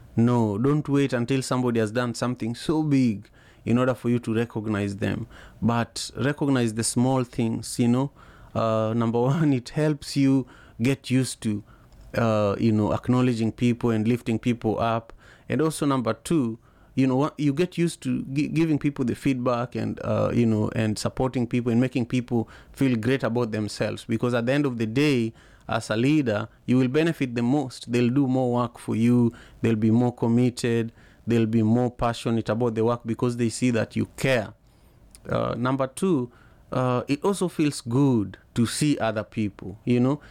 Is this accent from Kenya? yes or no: yes; Kenya; growing up in Kenya